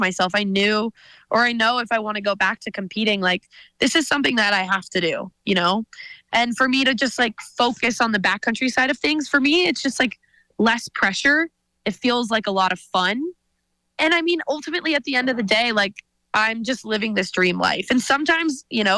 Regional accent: Whitefish, Montana, United States; growing up in Whitefish, my dad is a total ski bum

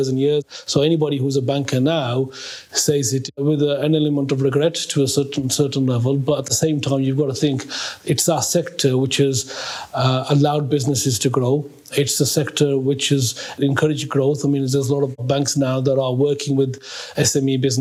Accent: Birmingham, West Midlands, United Kingdom; I was born in Birmingham when my father came into the UK back in the 1950s

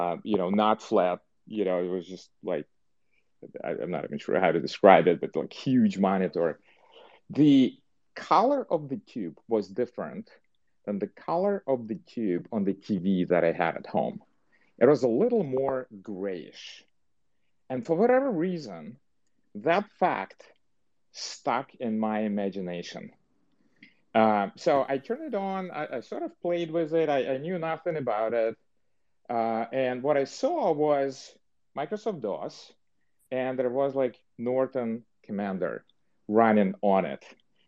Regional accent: Dnipro, Dnipropetrovsk Oblast, Ukraine; moved away as an adult; also born or lived in New York / New Jersey; now in Silicon Valley, United States; I was born, and for the entire 18 years, I lived in a city that used to be called Dnipropetrovsk. It's Dnipro now

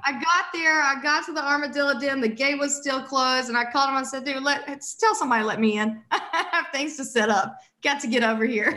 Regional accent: St. Francisville, Louisiana, United States; now in Austin, United States; I grew up in St. Francisville, which is about 40, 45 miles north of Baton Rouge

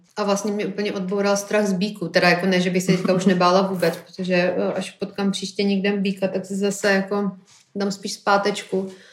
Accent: Prague, Czechia; já jako Pražák

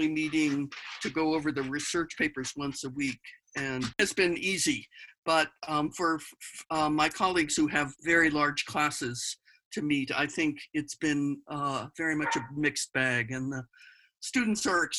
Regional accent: Massachusetts, United States; moved away as an adult; also born or lived in Gainesville, Florida; now in Colorado, United States; Massachusetts. From Massachusetts. Okay. That's where I grew up and lived until in 1988

